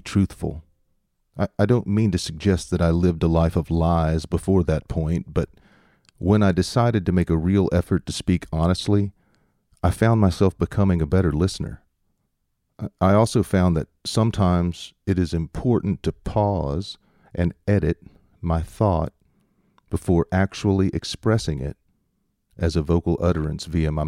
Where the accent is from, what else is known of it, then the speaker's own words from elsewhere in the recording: the South, United States; accent: southern; my southern accent